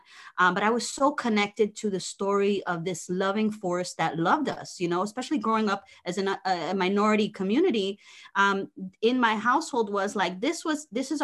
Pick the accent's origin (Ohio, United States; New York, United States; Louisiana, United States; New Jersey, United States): New Jersey, United States; moved away as an adult; also born or lived in Ponce, Puerto Rico; now in South Florida, United States; So I was born in Ponce, Puerto Rico. We moved to Jersey when I was about 3-4 years old. So yes, I grew up in Jersey.